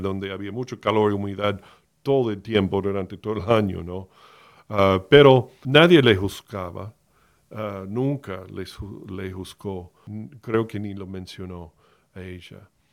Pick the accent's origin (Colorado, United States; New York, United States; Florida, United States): Florida, United States; Miami; moved away as an adult; Yo fui criado en Miami, nací en Miami, de la Florida, en el estado de Florida, en los Estados Unidos, hasta los 18 años